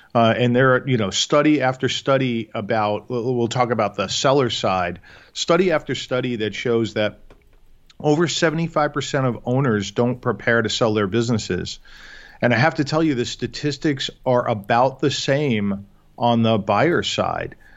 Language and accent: English; New York, United States; moved away as an adult; now in Chicago, United States; born and raised in New York